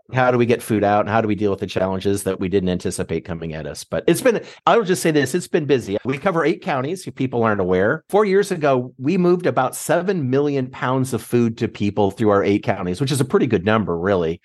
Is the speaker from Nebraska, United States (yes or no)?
yes; Nebraska, United States; moved away as an adult; now in Michigan, United States; I'm from Nebraska